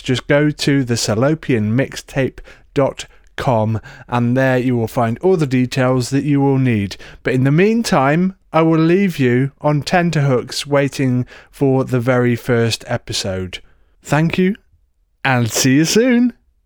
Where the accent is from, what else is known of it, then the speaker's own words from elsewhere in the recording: Shrewsbury, West Midlands, United Kingdom; I'm from Shrewsbury in Shropshire in the U K